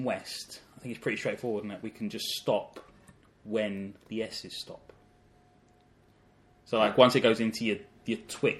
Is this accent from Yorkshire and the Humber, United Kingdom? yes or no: no; London, United Kingdom; also born or lived in Thamesmead; I was born in Camberwell, but my family lived in Thamesmead at the time, but pretty soon moved to Camberwell.